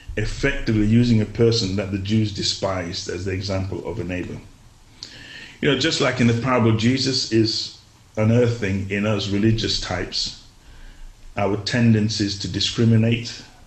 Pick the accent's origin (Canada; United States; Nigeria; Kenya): Nigeria; now in England, United Kingdom; I grew up in Nigeria for a large part of my life